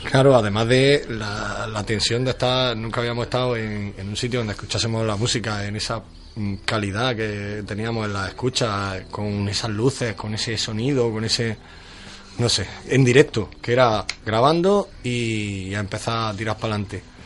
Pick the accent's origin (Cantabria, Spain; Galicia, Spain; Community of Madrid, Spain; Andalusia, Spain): Andalusia, Spain; Almería; somos almerienses